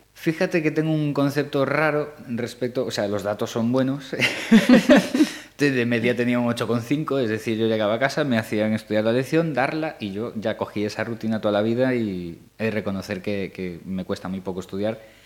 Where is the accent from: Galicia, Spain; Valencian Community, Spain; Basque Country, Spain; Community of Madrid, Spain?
Galicia, Spain; nosotros ya somos gallegos de, cuatro generaciones o cinco